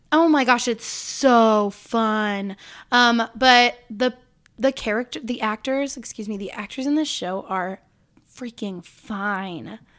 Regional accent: Illinois, United States; I was born in Illinois

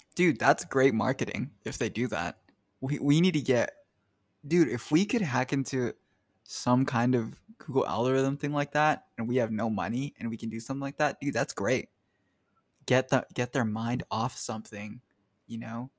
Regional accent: United States; I'm American

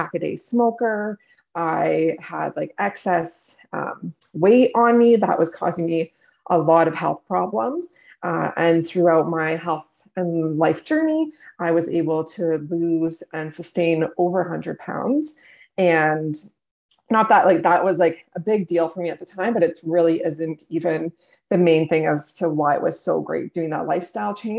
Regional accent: Canada; I'm from Canada

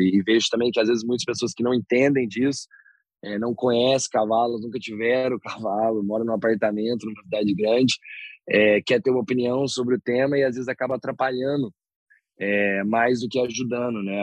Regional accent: interior of São Paulo, Brazil; moved away; also born or lived in Canada; Eu sou do interior de São Paulo

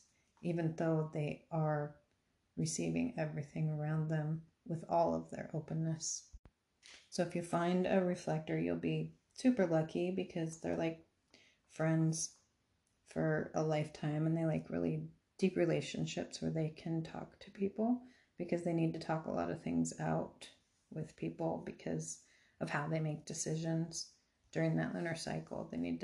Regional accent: Arizona, United States; I came from Arizona where it's just expansive. Everything's open and it makes me feel super uncomfortable.

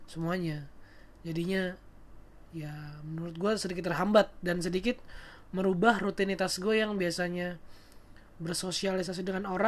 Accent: Ciledug, Banten, Indonesia; tuh dulu nih gua ceritain ya gua pas kecil dulu di daerah Ciledug itu gua di ya mungkin orang Ciledug ada yang tahu lah ya nama daerahnya daerah Bangun Reksa

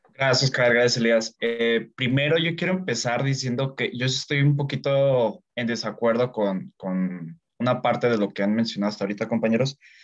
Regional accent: Mexico; como mexicano

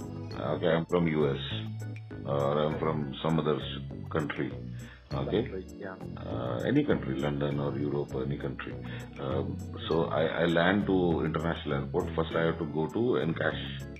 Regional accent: Andhra Pradesh, India; now in Bangalore, India; And I'm also from Andhra.

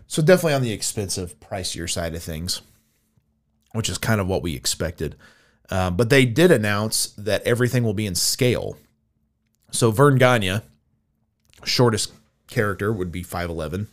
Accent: United States; I was another American on the tour

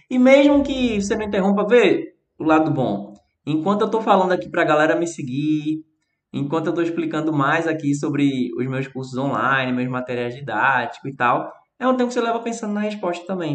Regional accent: Recife, Pernambuco, Brazil; accent: Recife; meu sotaque aqui do Recife

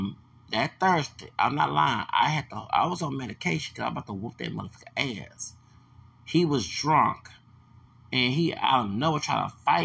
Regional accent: Houston, Texas, United States; also born or lived in El Paso, Texas; I'm from Houston. I ain't from these Paso, Texas.

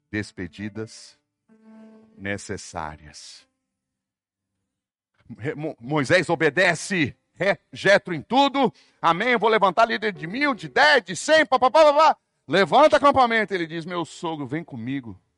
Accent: São Paulo, Brazil; born there; also born or lived in Brasília / Fortaleza / Salvador; Sou urbano. Nasci em São Paulo, morei em Brasília, morei em Fortaleza, morei em Salvador, só morei em capital.

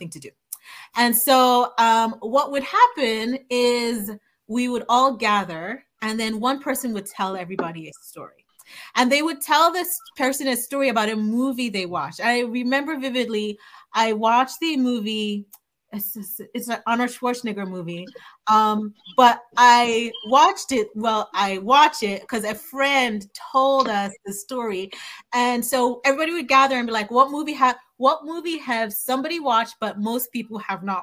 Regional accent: Nigeria; moved away; growing up in Nigeria

